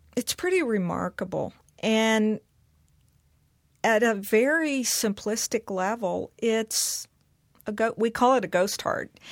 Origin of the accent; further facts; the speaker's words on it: Mississippi, United States; growing up in Mississippi